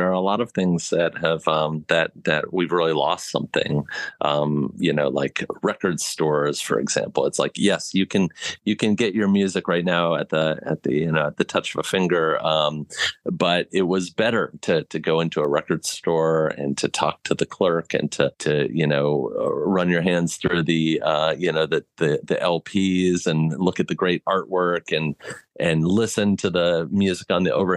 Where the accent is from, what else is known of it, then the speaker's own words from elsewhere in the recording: Fort Washington, Maryland, United States; now in New England, United States; growing up in Fort Washington, Maryland, which is right outside of Washington, D.C.